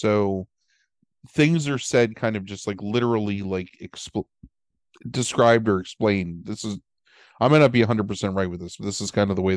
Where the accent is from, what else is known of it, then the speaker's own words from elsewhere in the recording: United States; as an American in another country